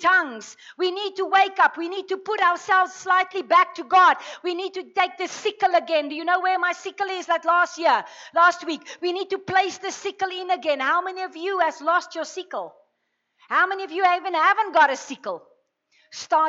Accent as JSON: {"language": "English", "country": "South Africa", "tie": "born or raised there", "said": "growing up in the Afrikaner culture and growing up in religion"}